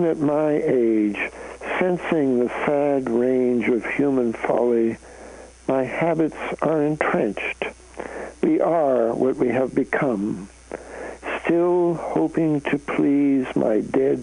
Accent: Canada; moved away; I'm a Canadian

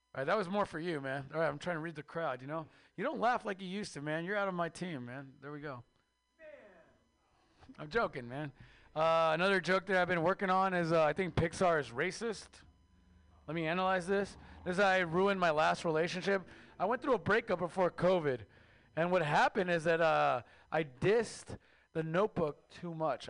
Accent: Mexico; now in United States; I am Mexican from Mexico

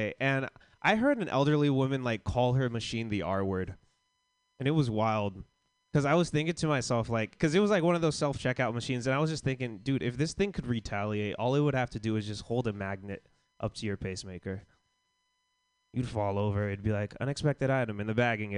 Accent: Florida, United States; I grew up in Florida

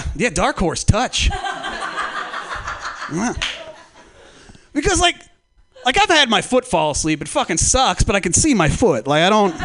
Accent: Humboldt County, California, United States; I'm from Humboldt County

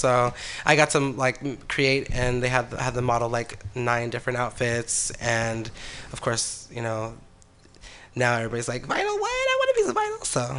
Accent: Hayward, California, United States; also born or lived in San Leandro; now in San Francisco, United States; No, I'm actually from, like, Hayward, San Leandro.

